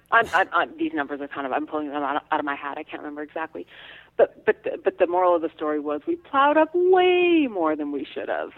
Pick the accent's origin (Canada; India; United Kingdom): Canada; Alberta; moved away; I grew up in Alberta, where farms are thousands of acres.